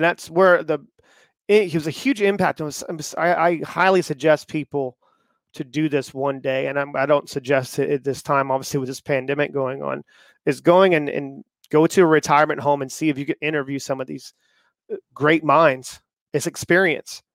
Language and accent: English; the South, United States; I grew up in the South